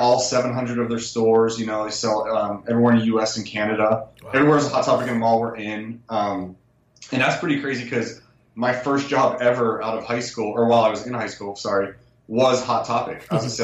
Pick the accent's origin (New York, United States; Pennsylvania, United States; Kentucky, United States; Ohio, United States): Pennsylvania, United States; Pittsburgh; now in California, United States; I grew up in Pittsburgh